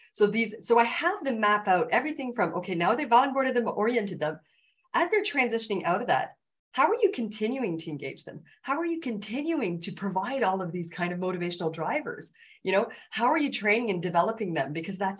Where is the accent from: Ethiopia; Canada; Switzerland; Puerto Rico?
Canada; I'm Canadian